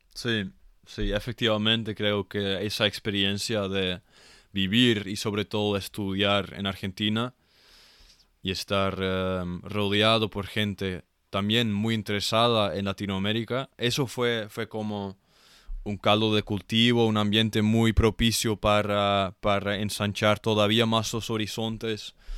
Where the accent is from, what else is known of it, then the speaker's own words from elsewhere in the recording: Netherlands; Spanish is a second language; yo como un holandés, un europeo